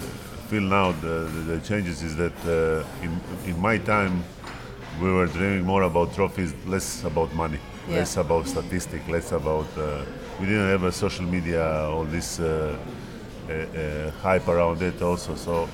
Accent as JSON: {"language": "English", "town": "Split", "region": "Split-Dalmatia County", "country": "Croatia", "tie": "born or raised there", "also_born_or_lived": "France", "moved": "as an adult", "lives_now": "Tel Aviv, Israel", "said": "And then I finished career back to my hometown Split."}